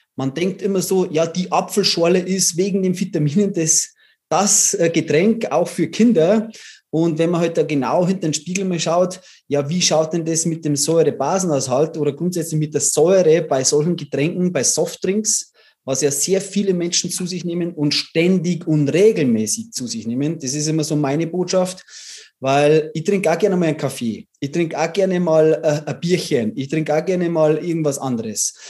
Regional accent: Bavaria, Germany; ich komme aus Bayern

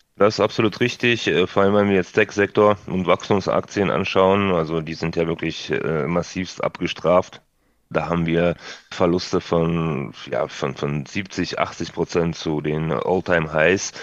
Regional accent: Odesa, Odesa Oblast, Ukraine; moved away; Odessa beispielsweise, da wo ich herkomme

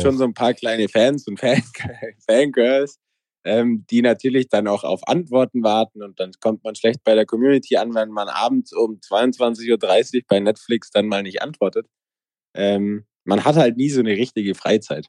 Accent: Allgäu, Bavaria, Germany; ich komme aus dem Allgäu, mein Dorf hat 80 Einwohner und 2000 Kühe.

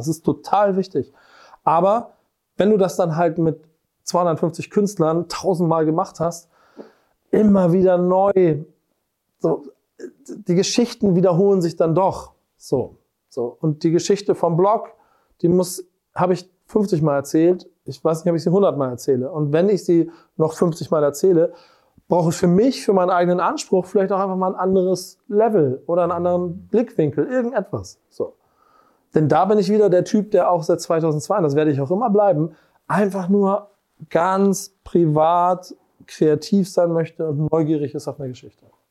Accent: Hamburg, Germany; Ich bin Hamburger. Und das ehrlicherweise durch und durch.

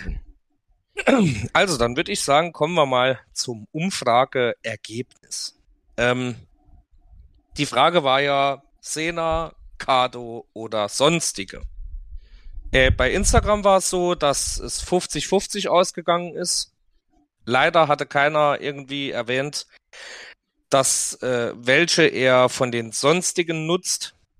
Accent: Saarland, Germany; bei uns im Saarland sagt man rumgeschnust

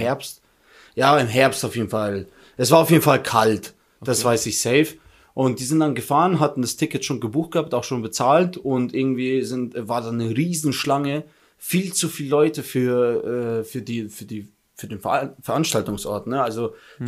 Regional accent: Germany; ich komme aus Deutschland

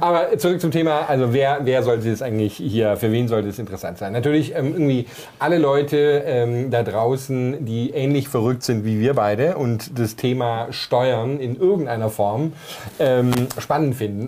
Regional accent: Germany; moved away as an adult; als ich dann vor fünf, sechs Jahren wieder hier in meine Heimat Deutschland zurückgekommen bin

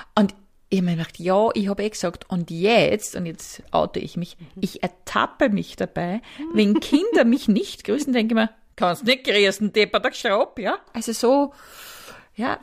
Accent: Upper Austria, Austria; moved away; ich komme aus Oberösterreich

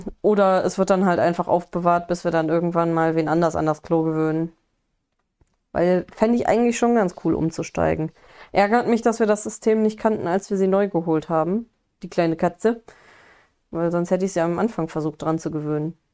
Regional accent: Wenden, North Rhine-Westphalia, Germany; bei uns äh, Wendner Kirmes also da, wo ich bei uns so, kann ich eigentlich gar nicht mehr sagen, da wo ich aufgewachsen bin

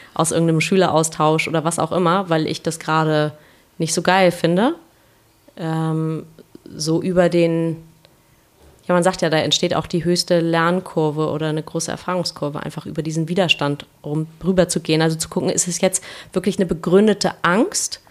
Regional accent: Kiel, Schleswig-Holstein, Germany; now in Hamburg, Germany; Ich komme aus Kiel ursprünglich

